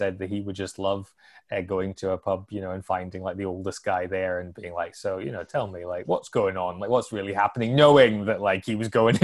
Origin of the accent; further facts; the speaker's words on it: Ayrshire, Scotland, United Kingdom; now in Glasgow, United Kingdom; I grew up in Ayrshire, but I live in Glasgow now